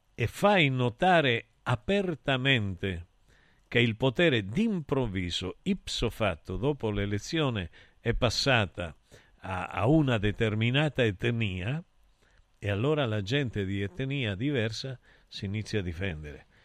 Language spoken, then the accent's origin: Italian; Rosario, Santa Fe, Argentina; Io sono del Rosario